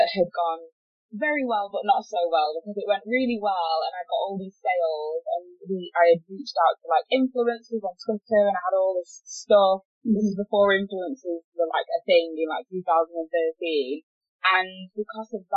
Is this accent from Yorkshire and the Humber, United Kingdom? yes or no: yes; Yorkshire and the Humber, United Kingdom; moved away as an adult; now in Manchester, United Kingdom; I moved from Yorkshire where I'm born to Manchester